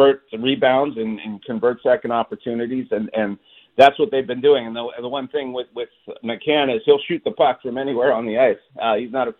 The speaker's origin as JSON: {"language": "English", "town": "Montreal", "region": "Quebec", "country": "Canada", "tie": "born or raised there", "moved": "yes", "lives_now": "Seattle, United States", "said": "I grew up in Montreal"}